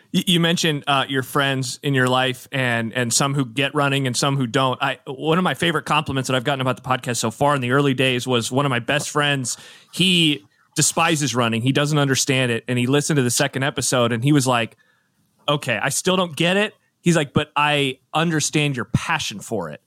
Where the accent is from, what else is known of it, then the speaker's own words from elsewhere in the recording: Nebraska, United States; growing up in Nebraska